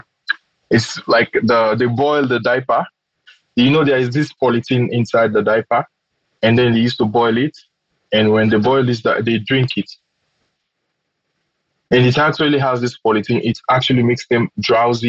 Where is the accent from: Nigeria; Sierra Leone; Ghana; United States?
Sierra Leone; Freetown, Western Area; moved away as an adult; now in Moscow, Russia; I'm from Sierra Leone, from the Republic of Sierra Leone.